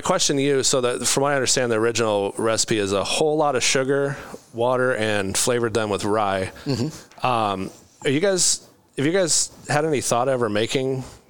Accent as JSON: {"language": "English", "area": "Carroll County area", "region": "Iowa", "country": "United States", "tie": "born or raised there", "also_born_or_lived": "Des Moines, Iowa", "said": "it's like reading a biography about my hometown"}